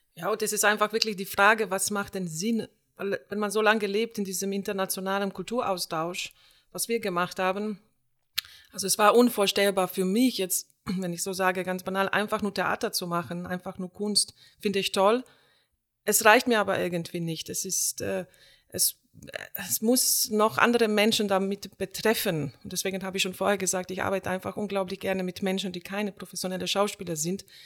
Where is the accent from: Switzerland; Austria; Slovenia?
Slovenia; German is a second language; also born or lived in Iran; now in Aachen, Germany; in meine Heimat nach Slowenien